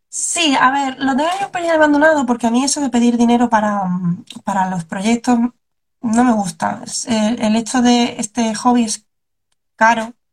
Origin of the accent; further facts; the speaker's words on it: Cartagena, Region of Murcia, Spain; moved away; yo empecé en Cartagena, que es de donde yo soy, donde yo era, me mudé, ya no vivo en Cartagena